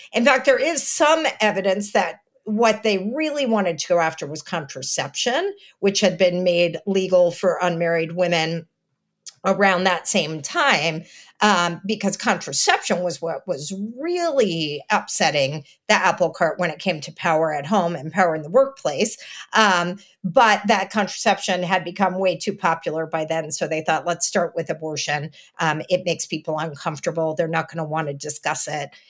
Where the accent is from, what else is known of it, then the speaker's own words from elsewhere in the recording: Texas, United States; I'm from Texas